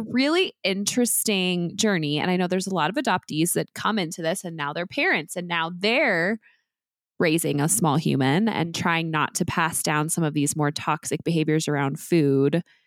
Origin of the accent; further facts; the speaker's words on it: Midwest, United States; also born or lived in Oklahoma; I was raised in the Midwest and I actually was born in Oklahoma